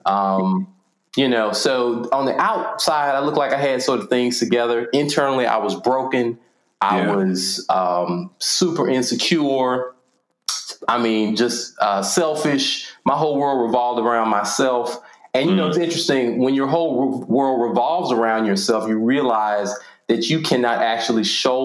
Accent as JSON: {"language": "English", "town": "Nashville", "region": "Tennessee", "country": "United States", "tie": "born or raised there", "also_born_or_lived": "Virginia", "said": "Born and raised, I'm specifically East Nashville"}